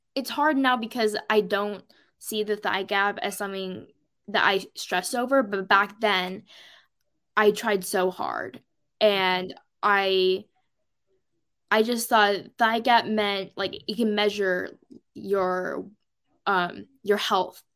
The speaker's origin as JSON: {"language": "English", "town": "Portland", "region": "Oregon", "country": "United States", "said": "I'm from Oregon, mainly the Portland metro area"}